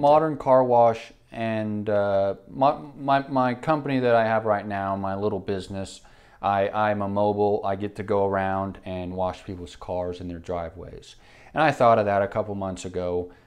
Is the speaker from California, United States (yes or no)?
no; Enid, Oklahoma, United States; we grew up in Enid